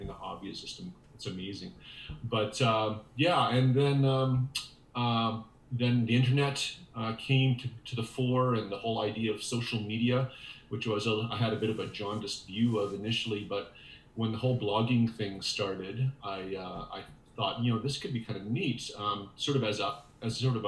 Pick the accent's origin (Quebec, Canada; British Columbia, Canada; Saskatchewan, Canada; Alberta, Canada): Saskatchewan, Canada; I'm from the Canadian prairies in Saskatchewan. I was born and raised here